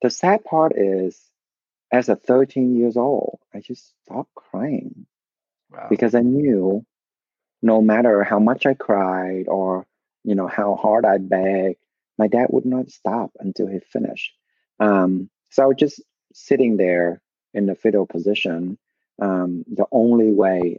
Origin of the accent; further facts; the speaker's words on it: Vietnam; moved away; I was born and raised in Vietnam.